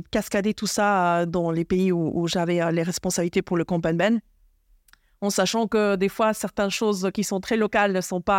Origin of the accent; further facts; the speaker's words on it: Buenos Aires, Argentina; born there; Suisse-Argentine. Je suis née à Buenos Aires.